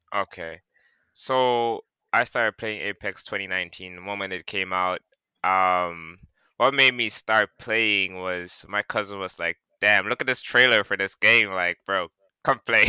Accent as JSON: {"language": "English", "town": "Georgetown", "country": "Guyana", "moved": "yes", "lives_now": "New York City, United States", "said": "I'm from Guyana originally, uh, Georgetown. You know, uh, that's the capital, okay. and uh, I live currently in New York City."}